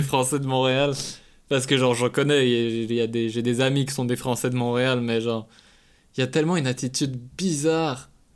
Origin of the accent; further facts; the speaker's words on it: Switzerland; moved away as an adult; also born or lived in Quebec; je suis suisse